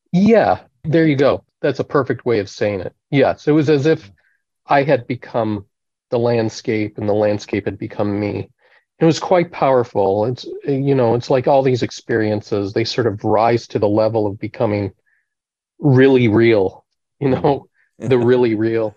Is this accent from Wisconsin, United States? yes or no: yes; Eau Claire, Wisconsin, United States; I grew up in the Congregational Church in Eau Claire, Wisconsin.